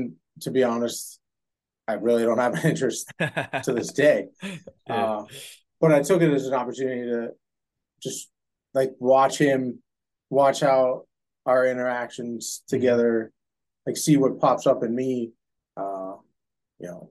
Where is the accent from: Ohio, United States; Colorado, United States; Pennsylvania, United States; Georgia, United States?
Ohio, United States; Youngstown; born and raised in Youngstown, Ohio